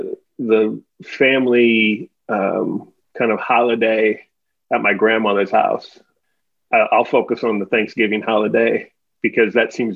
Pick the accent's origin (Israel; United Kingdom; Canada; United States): United States; Omaha, Nebraska; I was born and raised in Nebraska, grew up in Omaha